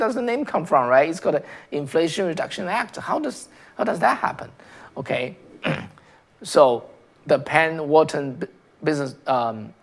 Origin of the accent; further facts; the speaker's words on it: China; now in United States; I came from China, right? I came from China.